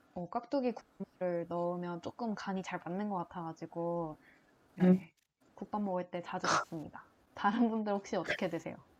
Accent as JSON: {"language": "Korean", "town": "Changwon", "region": "South Gyeongsang", "country": "South Korea", "tie": "born or raised there", "also_born_or_lived": "Gimhae", "moved": "yes", "said": "본가가 창원이어가지고 어, 그 고등학교는 김해에서 나왔는데"}